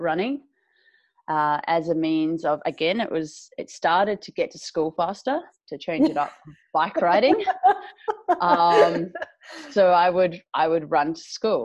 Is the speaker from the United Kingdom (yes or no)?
no; New Zealand; moved away; I'm from New Zealand originally. I grew up on a farm.